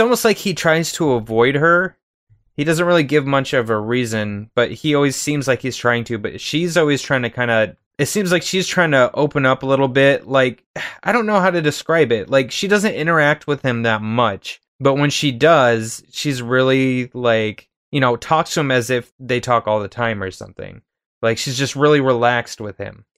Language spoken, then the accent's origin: English; United States; being American